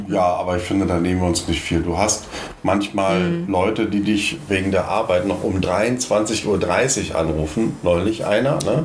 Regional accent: GDR, East Germany, Germany; Schulspeise und sowas hatten wir in der DDR

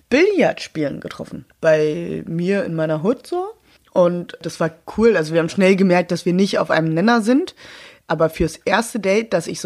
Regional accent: Berlin, Germany; Ich hab, bin eine Berlinerin, sehr spät.

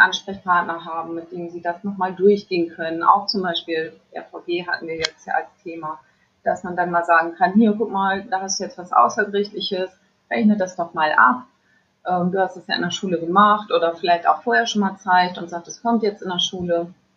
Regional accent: Friesland, Lower Saxony, Germany; also born or lived in Varel; ich komme eigentlich aus Friesland

